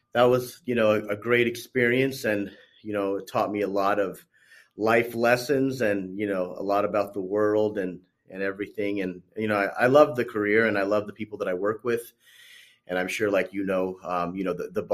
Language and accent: English; Corona, California, United States; I'm on the West Coast. I'm from Corona, California